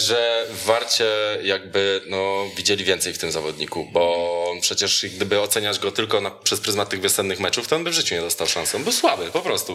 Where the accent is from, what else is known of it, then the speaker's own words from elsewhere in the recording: Jędrzejów, Świętokrzyskie Voivodeship, Poland; Z Jędrzejewa jestem, z Jędrzejewa i to z samego